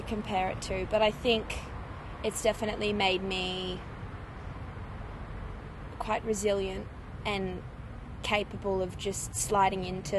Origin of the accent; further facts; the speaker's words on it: Bathurst, New South Wales, Australia; also born or lived in Coffs Harbour / Sydney; I was born in Coffs Harbour on the north coast, and then spent a bit of time in Sydney before moving out to Bathurst.